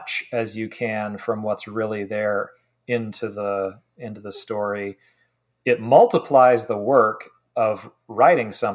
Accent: Oregon coast, United States; I grew up on the Oregon coast for most of my childhood.

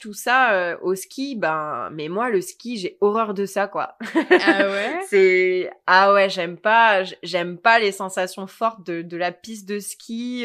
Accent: Sanary-sur-Mer, Provence-Alpes-Côte d'Azur, France; moved away as an adult; now in Sacramento, United States; je viens de Sanary-sur-Mer, un petit village, un petit port de pêcheurs euh, à quoi 45, une heure de Marseille

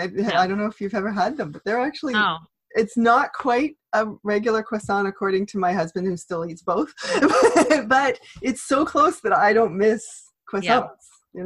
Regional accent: Toronto, Ontario, Canada; now in Montreal, Canada; I'm actually from Toronto, so I moved to Montreal when everybody moved the other way.

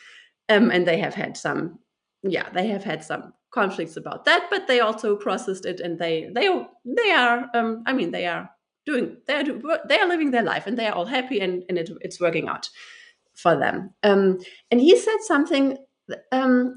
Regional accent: Germany; I am German. I'm from Germany. I was born and raised in Germany.

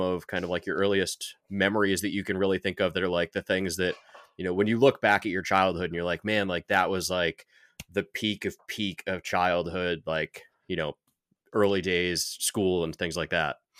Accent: New York, United States; I grew up in New York

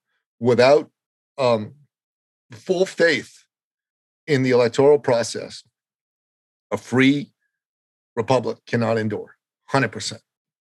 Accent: Canada; now in United States; You know, I'm a Canadian. When 9/11 happened, I tried to volunteer for the U.S. military. They wouldn't let me, mainly because I wasn't an American at the time.

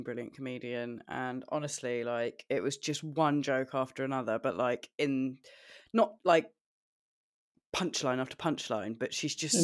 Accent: United Kingdom; I'm the Brit

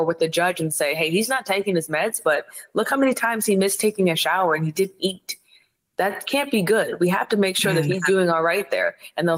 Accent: Ohio, United States; I'm from Ohio.

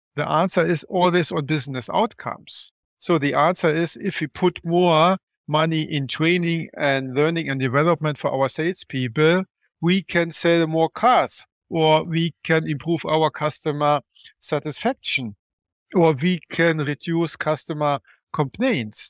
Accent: Germany; I'm from Germany

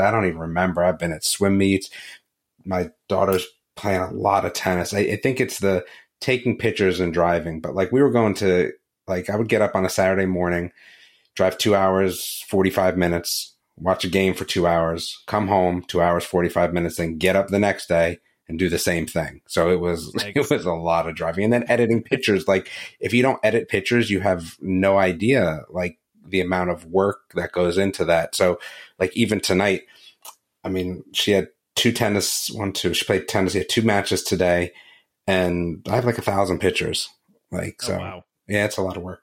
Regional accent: New Jersey, United States; growing up in New Jersey

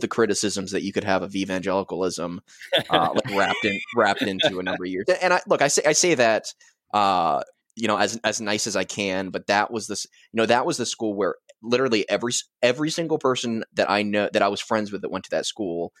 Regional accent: between Reading and Lancaster, Pennsylvania, United States; I'm from Pennsylvania

